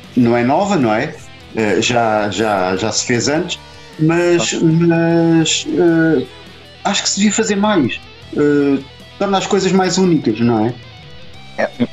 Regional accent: Portugal; nós, ao, ao sermos portugueses

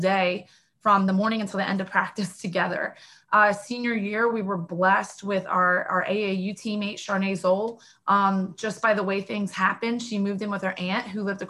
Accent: Sicklerville, New Jersey, United States; I'm from Erie, New Jersey. So right in South Jersey, I'm on the Gloucester Township side of Sicklerville

